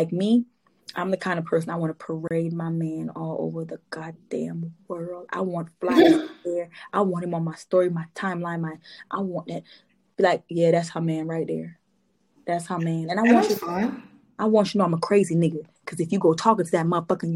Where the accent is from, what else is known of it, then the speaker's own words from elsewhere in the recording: Trinidad & Tobago; this Trini